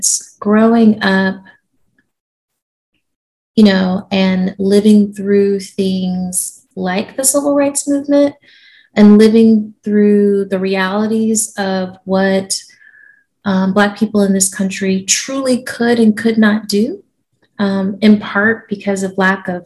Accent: Georgia, United States; moved away; also born or lived in South Carolina / Japan; I grew up in Georgia, so I consider myself a Southerner.

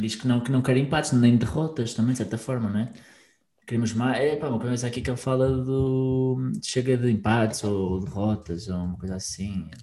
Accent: Portugal; quem somos, enquanto também portugueses

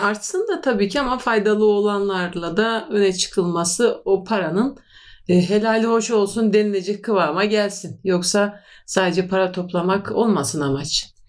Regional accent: Turkey

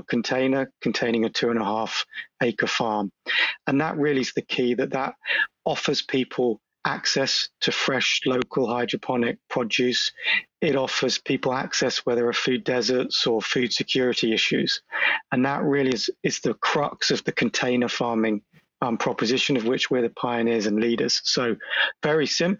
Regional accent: London, United Kingdom; accent: British; moved away as an adult; now in Boston, United States; obviously I'm British, you can tell from the accent. I'm born and bred in London

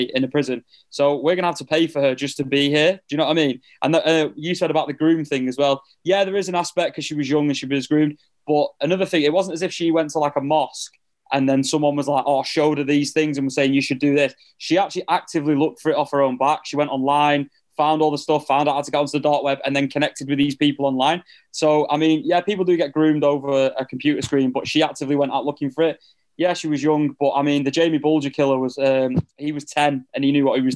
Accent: United Kingdom; we're British

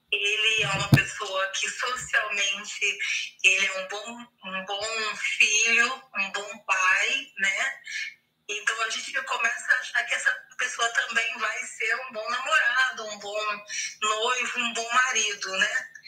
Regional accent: Rio de Janeiro, Brazil; sou do estado do Rio de Janeiro.

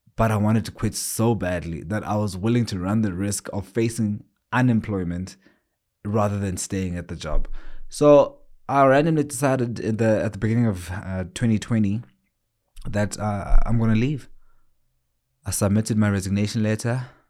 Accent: South Africa; also born or lived in Johannesburg, South Africa; I'm actually living in a small town. It's my hometown more than anything called Gokstad

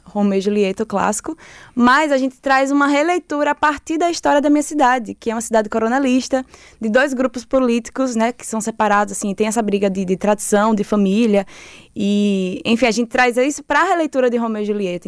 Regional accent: Lagarto, Sergipe, Brazil; moved away as an adult; now in Salvador, Brazil; Eu sou de Sergipe, né? Sou do interior de Sergipe, da cidade de Lagarto

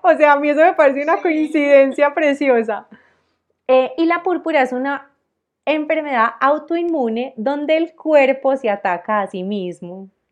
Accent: Armenia, Quindío, Colombia; moved away as an adult; now in Medellín, Colombia; yo soy de Armenia, un departamento, pues eh, Armenia queda en el Quindío, en la zona cafetera

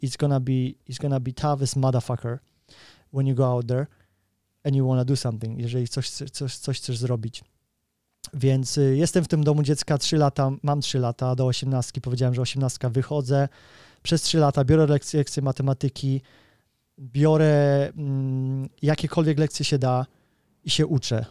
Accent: Kraków, Lesser Poland, Poland; now in United Kingdom; wychowywałem się w patologicznej rodzinie w Krakowie

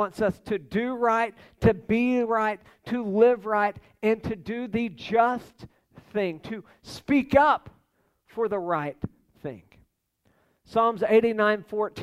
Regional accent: United States

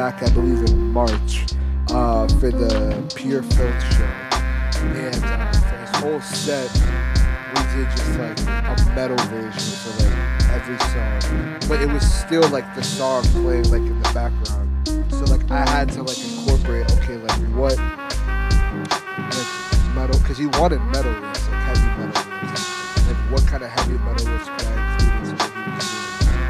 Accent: New York, United States; I'm from New York too.

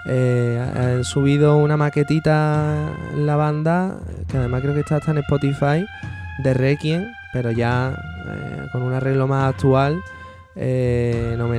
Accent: Oliva de Mérida, Extremadura, Spain; Yo soy de Oliva de Mérida y escucho el ensayo.

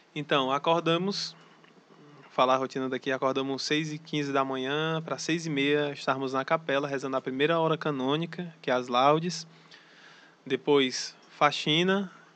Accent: Fortaleza, Ceará, Brazil; moved away as an adult; now in Olinda, Brazil; eu sou de Fortaleza lá do Ceará

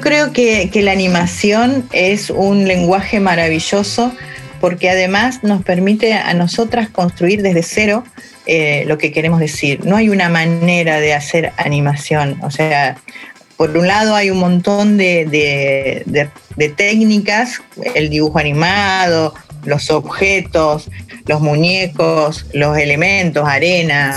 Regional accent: Argentina

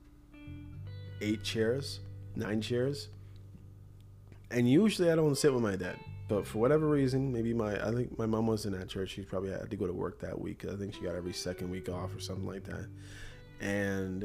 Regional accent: Toronto, Ontario, Canada; my experiences growing up in Toronto

